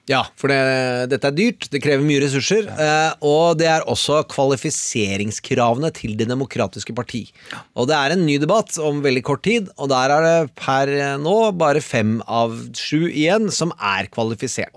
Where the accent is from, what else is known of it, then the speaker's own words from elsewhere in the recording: Østfold, Norway; accent: Østfold dialect; jeg er fra Østfold